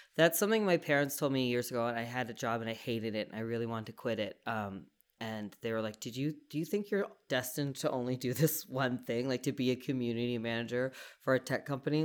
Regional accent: East Coast, Canada; now in Calgary, Canada; I'm from the East Coast

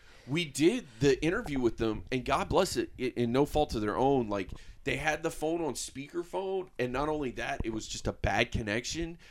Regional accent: United States; we're in Polk County

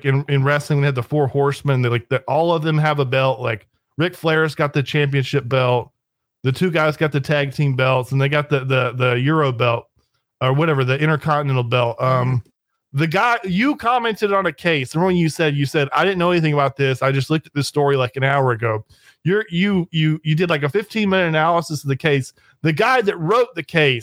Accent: United States; I'm an American

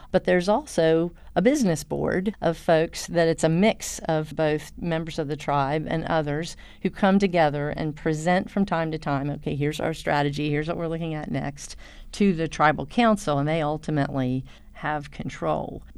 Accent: Southwest Virginia, United States; I'm from Southwest Virginia

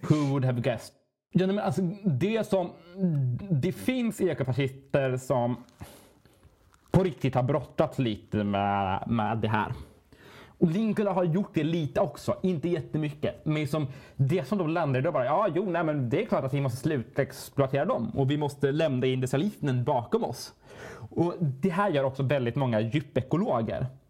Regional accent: Sweden; vi svenskar

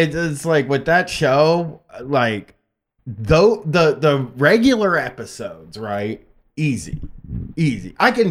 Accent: Groveport, Ohio, United States; I remember growing up in Groveport

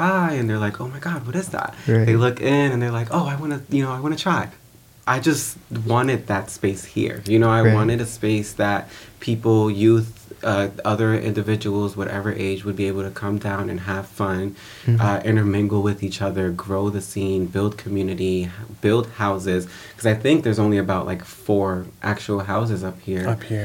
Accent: New York City, New York, United States; I grew up in the Bronx

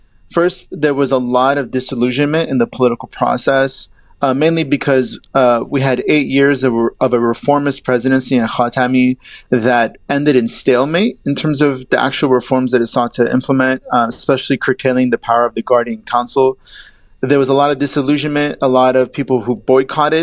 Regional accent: Southern California, United States; also born or lived in Iran; now in Cambridge, Massachusetts, United States; I was born in Iran and I was raised in Southern California

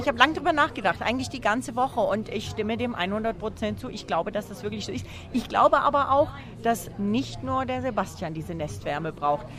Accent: Bavaria, Germany; denn wir kommen alle aus dem schönen Bayern

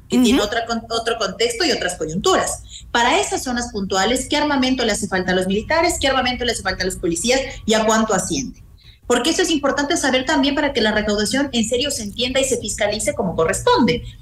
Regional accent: Mejía Canton, Pichincha, Ecuador; estuve en el Cantón Mejía, que es de donde yo soy

